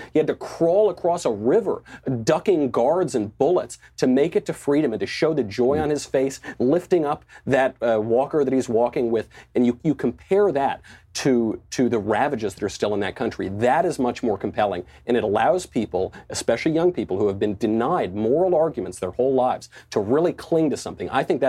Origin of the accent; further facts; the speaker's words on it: Bedford Hills, New York, United States; I grew up in Bedford Hills.